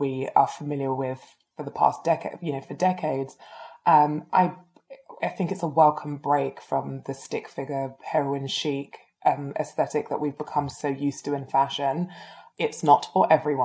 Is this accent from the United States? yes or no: no; London, United Kingdom; from where I grew up in Edmonton, like Tottenham